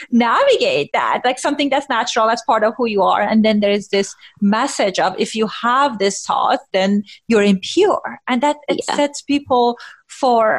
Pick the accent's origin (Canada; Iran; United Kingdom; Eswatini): Iran; moved away; I grew up in Iran